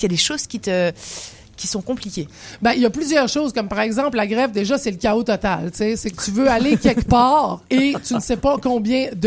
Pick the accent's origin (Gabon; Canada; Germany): Canada; Quebec; now in Paris, France; tu dois bosser beaucoup sur toi en tant que Québécoise à Paris parce qu'il y a un paquet de trucs qui sont pas pareils